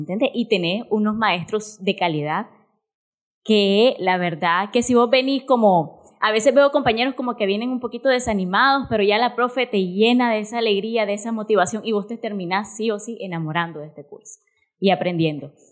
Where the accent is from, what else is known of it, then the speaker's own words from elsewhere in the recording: Nicaragua; en un pueblito de aquella época de los 90 no íbamos a tener cursos como estos, donde mi papá o mi mamá me pudieran llevar para involucrarme en el mundo de las artes escénicas y no tenían el dinero o las condiciones para pagarme un privado o traerme a Managua porque esos cursos eran inimaginables en el pueblito donde yo nací